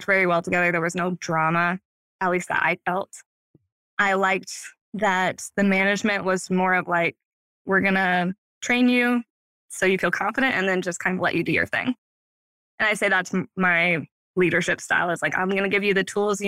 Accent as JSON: {"language": "English", "town": "Harlan", "region": "Iowa", "country": "United States", "tie": "born or raised there", "said": "came back to my hometown, Harlan, Iowa"}